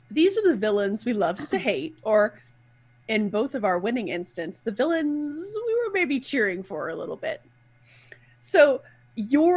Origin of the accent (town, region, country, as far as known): United States; accent: hick